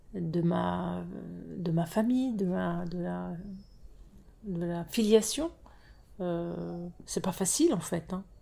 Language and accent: French; France; issues de l'immigration, euh, français issus de l'immigration, euh, nés en France, hein, nés en France